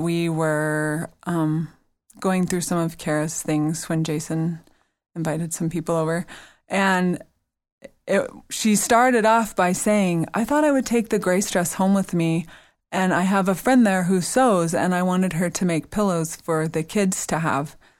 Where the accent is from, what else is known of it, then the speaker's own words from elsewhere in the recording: the South, United States; I'm from the South where all you say is nice things, you only think the mean things